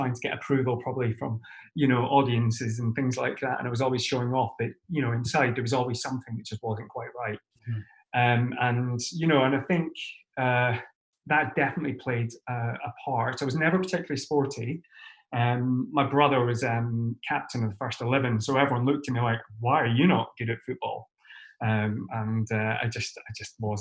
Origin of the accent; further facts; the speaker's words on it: St Andrews, Scotland, United Kingdom; moved away as an adult; also born or lived in London; now in Sweden; I am originally from St Andrews on the east coast of Scotland, other side of the country from you